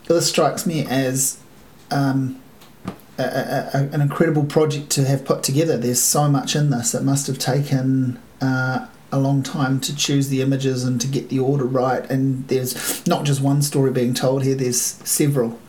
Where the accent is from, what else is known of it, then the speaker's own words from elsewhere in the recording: Hastings, Hawke's Bay, New Zealand; I grew up in Hastings